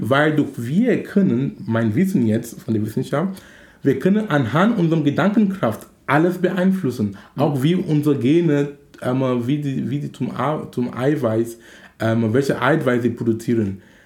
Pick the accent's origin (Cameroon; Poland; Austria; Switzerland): Cameroon; now in Hamburg, Germany; in Kamerun, wo ich herkomme